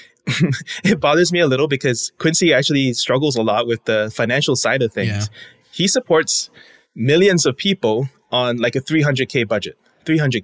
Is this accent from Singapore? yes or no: yes; Singapore; moved away as an adult; now in United States; I'm born and raised in Singapore, came to the States for college